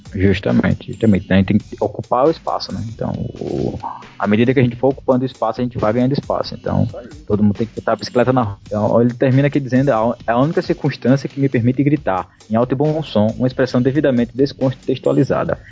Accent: Maceió, Alagoas, Brazil; eu sou aqui de Maceió, Alagoas

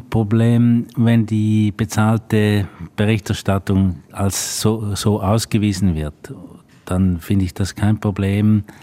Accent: Switzerland; Ich bin ja ein Schweizer und bin eigentlich äh, eher nicht in äh, deutschen Medien tätigen. In, in der Schweiz bin ich, kenne man mich in der Branche

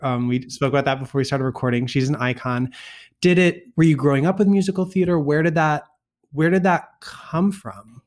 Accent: Western Massachusetts, United States; I grew up in Western Massachusetts

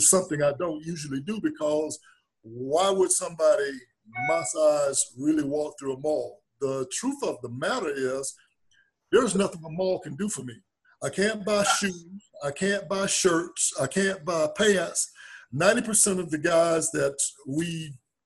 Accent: South Georgia, United States; I'm from South Georgia. Grandparents raised me.

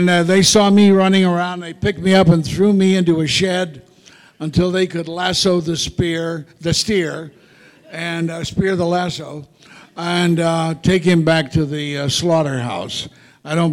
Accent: Kansas City, Kansas, United States; I come from Kansas City, Kansas. And up until the second grade, I lived across from Armour's Packing House.

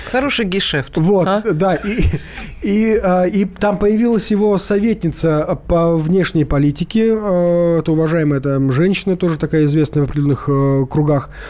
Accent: Crimea, Ukraine; здравствуйте … я из Крыма.

